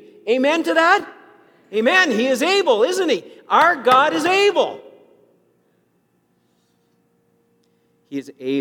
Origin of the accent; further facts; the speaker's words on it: Saskatchewan, Canada; I grew up in Saskatchewan